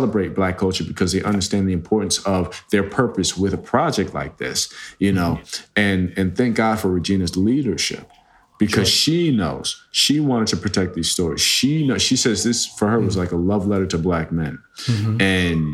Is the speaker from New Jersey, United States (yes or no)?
yes; New Jersey, United States; I was raised in New Jersey around the KKK.